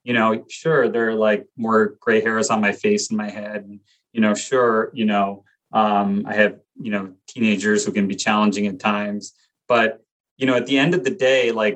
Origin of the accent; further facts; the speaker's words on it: Glen Rock, New Jersey, United States; I grew up in Glen Rock, New Jersey, which is right outside New York City.